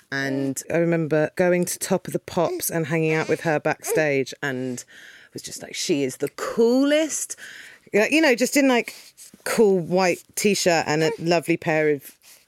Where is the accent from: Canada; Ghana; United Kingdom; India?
United Kingdom; Primrose Hill, London; You know, when I was growing up in Primrose Hill, we were like listening to loads of Britpop indie bands